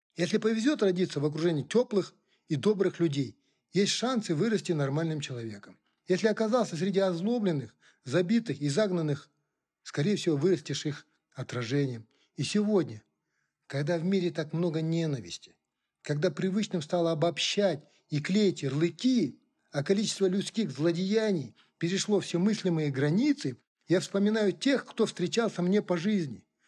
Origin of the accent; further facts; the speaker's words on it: Kazakhstan; first language Kazakh; Russian is a second language; Я сам казах